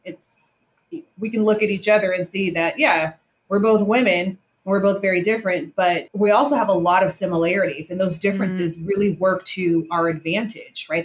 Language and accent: English; Las Vegas, Nevada, United States; I was born and raised in Las Vegas, grew up in in a food culture